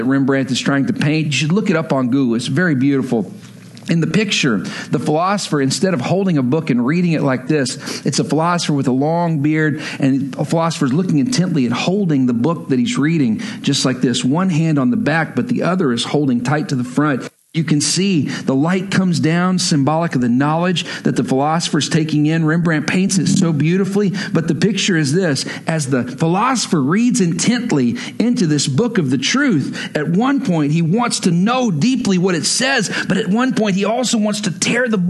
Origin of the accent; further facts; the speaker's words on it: West Texas, United States; I'm from West Texas, where there are no real lakes